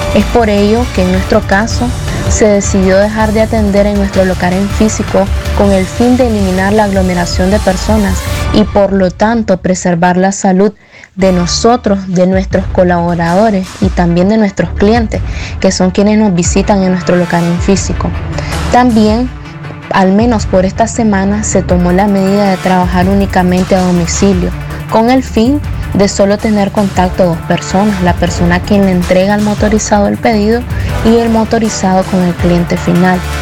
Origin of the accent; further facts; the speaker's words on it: León, Nicaragua; como cada leonés